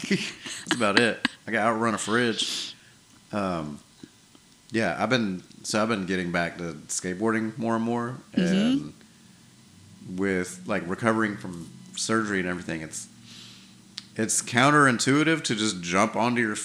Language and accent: English; New York, United States; now in Wiregrass region, United States; when I was growing up in New York